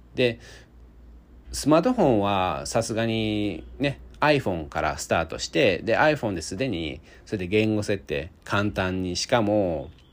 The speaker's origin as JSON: {"language": "Japanese", "region": "Osaka", "country": "Japan", "tie": "born or raised there", "said": "僕は大阪出身で"}